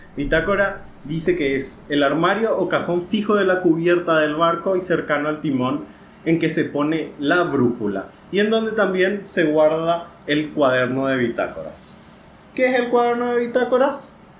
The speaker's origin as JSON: {"language": "Spanish", "country": "Paraguay", "said": "yo soy de Paraguay"}